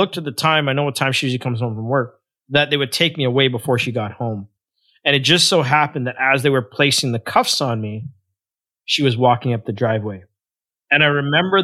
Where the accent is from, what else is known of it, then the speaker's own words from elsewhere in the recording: Toronto, Ontario, Canada; also born or lived in Guyana; I grew up in a rough neighborhood in a suburb of Toronto called Scarborough, more specifically a place called Malvern